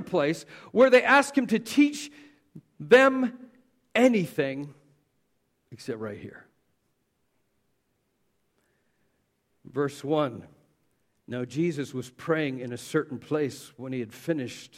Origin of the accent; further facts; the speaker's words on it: Southern Canada, Canada; We were Southern Baptist because we're from Southern Canada